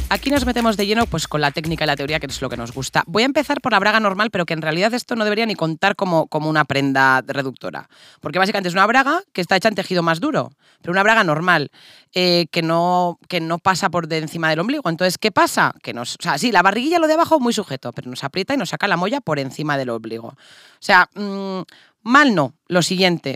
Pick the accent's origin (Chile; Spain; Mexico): Spain; Castile; somos castellanas